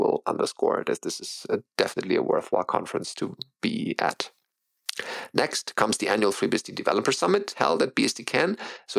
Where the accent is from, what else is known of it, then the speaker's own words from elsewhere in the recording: Canada; as a Canadian